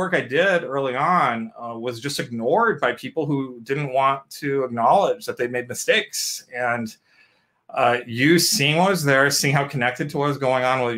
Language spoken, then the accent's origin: English; India; I'm an Indian.